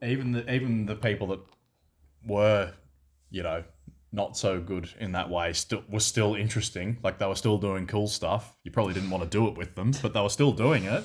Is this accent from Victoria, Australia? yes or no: yes; Seymour, Victoria, Australia; also born or lived in Melbourne; in Seymour, my hometown